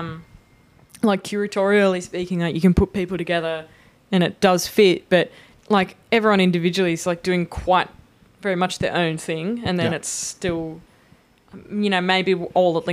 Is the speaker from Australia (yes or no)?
yes; Sydney, New South Wales, Australia; I'm from Sydney